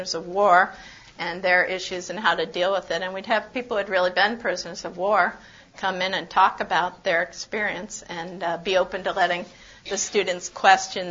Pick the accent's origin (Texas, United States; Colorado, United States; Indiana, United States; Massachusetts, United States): Texas, United States; San Antonio; I'm from San Antonio.